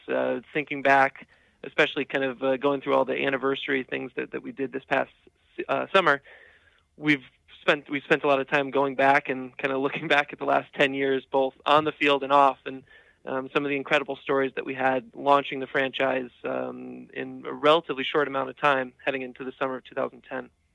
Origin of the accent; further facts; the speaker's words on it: Norwich, Connecticut, United States; I'm um, fortunate enough to be working here in my hometown so I grew up right here in Norwich, Connecticut